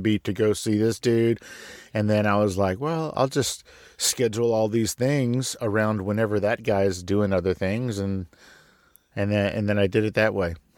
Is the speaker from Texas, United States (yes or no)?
yes; San Antonio, Texas, United States; I was born in San Antonio, Texas